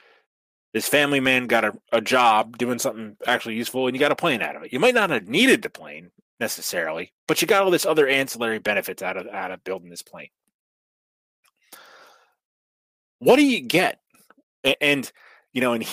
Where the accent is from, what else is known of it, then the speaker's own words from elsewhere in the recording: the Northwest, Pacific Northwest, United States; I'm from the Northwest